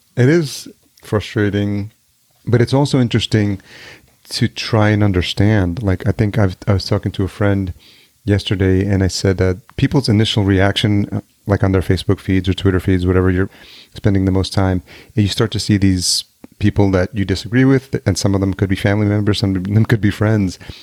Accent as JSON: {"language": "English", "region": "New York", "country": "United States", "tie": "born or raised there", "also_born_or_lived": "Los Angeles", "moved": "as an adult", "lives_now": "Minneapolis, United States", "said": "I grew up in New York"}